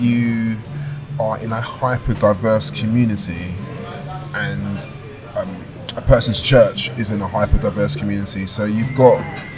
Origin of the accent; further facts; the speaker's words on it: London, United Kingdom; I grew up in Southeast London